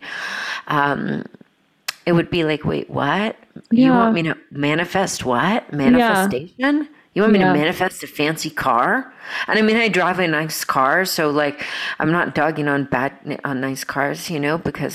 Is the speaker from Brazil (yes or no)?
yes; Brazil; moved away; also born or lived in Georgia, United States / Europe; when I grew up in Brazil